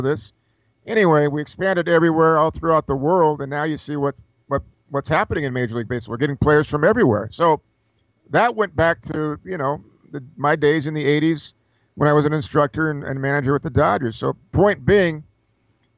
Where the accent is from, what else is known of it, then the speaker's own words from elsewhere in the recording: Los Angeles, California, United States; Mark and I grew up in the San Fernando Valley.